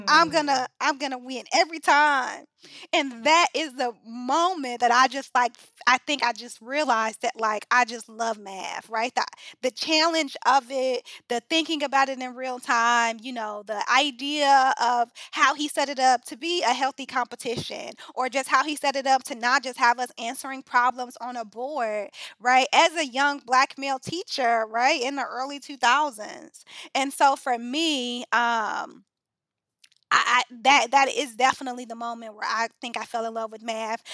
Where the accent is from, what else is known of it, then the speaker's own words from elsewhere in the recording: Chicago, Illinois, United States; Chicago native, um, grew up on the South Side